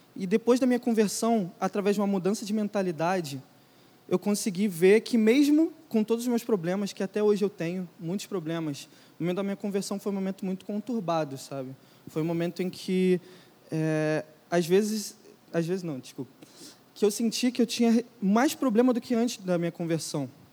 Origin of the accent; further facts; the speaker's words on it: Brazil; a gente é brasileiro